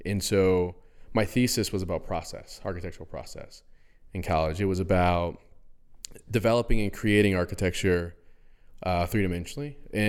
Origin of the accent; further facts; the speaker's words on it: West Point, New York, United States; West Point, New York.